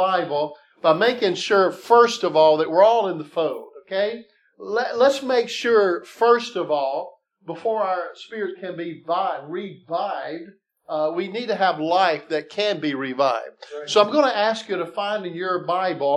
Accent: South Mississippi, United States; I grew up down in South Mississippi.

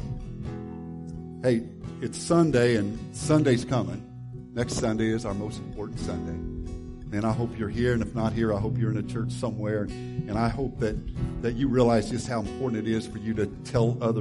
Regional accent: about 15 miles from Centralia, Illinois, United States; moved away; which is just about 15 miles from my hometown

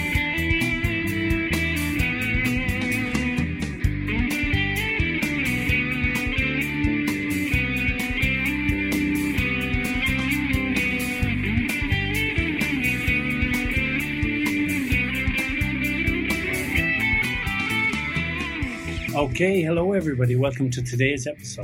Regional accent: Galway, Connacht, Ireland; moved away as an adult; also born or lived in Madrid, Spain; now in Alicante, Spain; I'm from Galway, but I've been living in Madrid for the last 8 years. But recently I moved to Alicante.

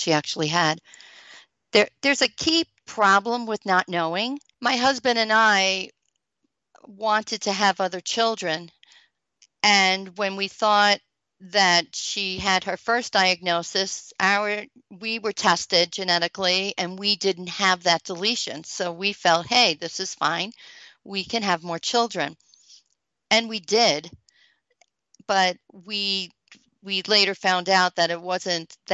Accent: Long Island, New York, United States; moved away as an adult; also born or lived in Buffalo, New York; I'm from Long Island, New York

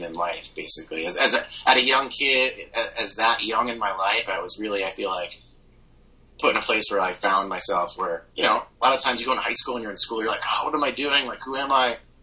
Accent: Wallingford, Connecticut, United States; moved away; I grew up in a small town called Wallingford in Connecticut.

